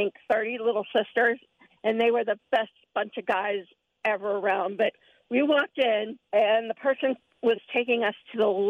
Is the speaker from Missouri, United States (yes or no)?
no; Pittsburgh, Pennsylvania, United States; now in Cincinnati, United States; I grew up in Pittsburgh.